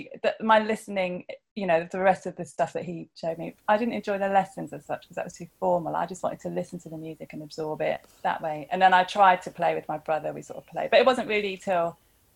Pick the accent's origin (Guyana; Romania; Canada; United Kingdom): United Kingdom; Chichester, South East England; We grew up in Chichester in West Sussex